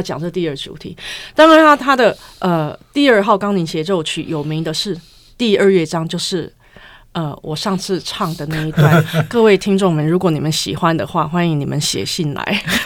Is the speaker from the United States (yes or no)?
yes; United States; moved away; 像我这种在美国长大的